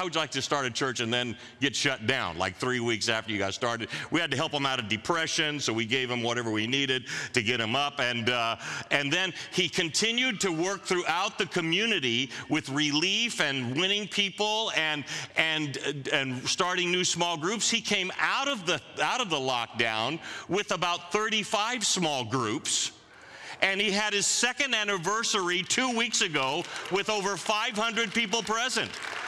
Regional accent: Manila, Metro Manila, Philippines; Now, I grew up in Manila, as the video said.

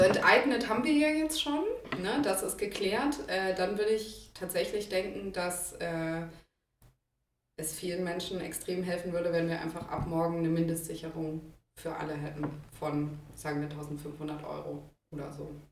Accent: Copenhagen, Capital Region of Denmark, Denmark; moved away as an adult; also born or lived in Heidelberg, Germany; now in Berlin, Germany; aus Kopenhagen weg wollte, wo ich vorher gewohnt habe, wo ich auch aufgewachsen bin

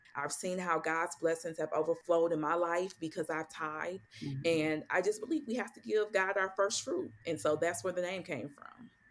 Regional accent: St. Louis, Missouri, United States; moved away as an adult; now in Dallas, United States; I'm originally from St. Louis, Missouri

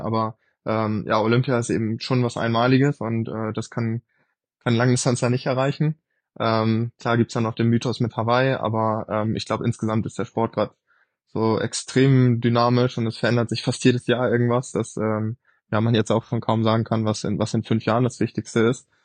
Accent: Quickborn, Schleswig-Holstein, Germany; ich bin im Norden von Hamburg aufgewachsen, ne? Also in Quickborn

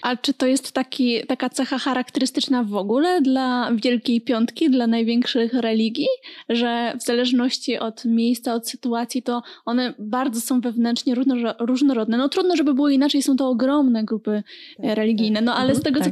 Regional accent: Silesian Voivodeship, Poland; sama sam pochodzę z województwa śląskiego i miałam e, taką opcję jakoś bycia ministrantką

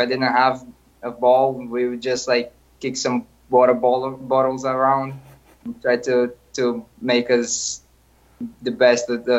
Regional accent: near Sao Paulo, São Paulo, Brazil; moved away; Yeah, so I was born in Sao Paulo. I grew up in a small city, like 1 hour away from it.

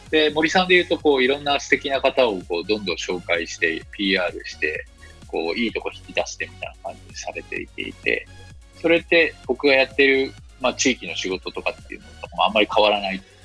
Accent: Osaka, Japan; also born or lived in Nara / Nagasaki / Silicon Valley, United States; now in Miyazaki, Japan; 出身は大阪出身ですね

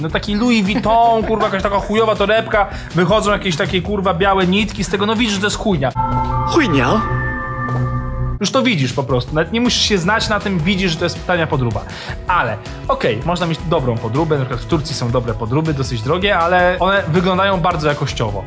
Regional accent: Warsaw, Masovian Voivodeship, Poland; wychowałem się na warszawskich Jelonkach, na Bemowie

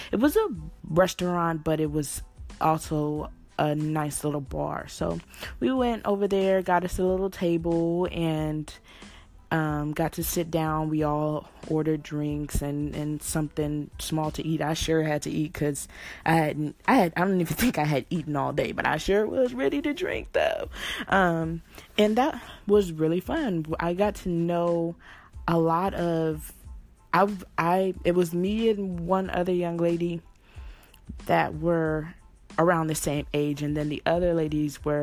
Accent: California, United States; I'm from California

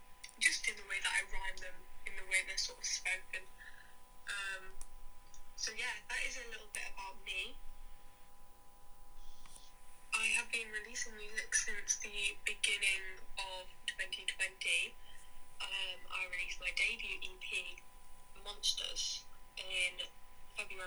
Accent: Derbyshire, East Midlands, United Kingdom; I am a musician from Derbyshire.

